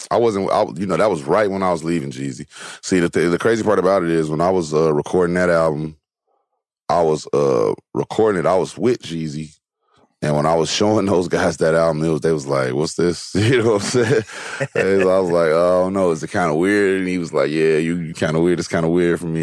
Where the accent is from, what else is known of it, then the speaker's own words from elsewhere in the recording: Gary, Indiana, United States; now in Los Angeles, United States; I'm from Gary